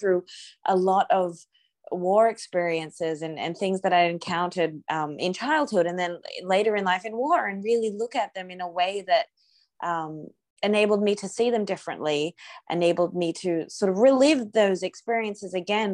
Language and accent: English; Australia; moved away; also born or lived in Afghanistan / Ukraine; I'm Australian, I hadn't been home to Australia since 2014